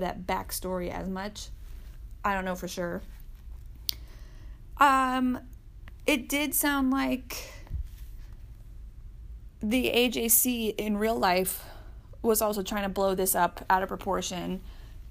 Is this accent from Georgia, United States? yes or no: yes; Atlanta, Georgia, United States; I am from Atlanta